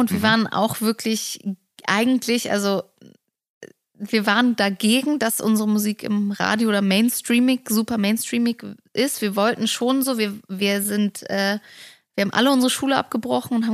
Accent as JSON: {"language": "German", "country": "Germany", "tie": "born there", "said": "Ich {S0} glaube, das fängt schon damit an, wo ich herkomme. Mhm. Also, dass ich in Deutschland geboren bin, mit äh, eine polnische Mutter habe"}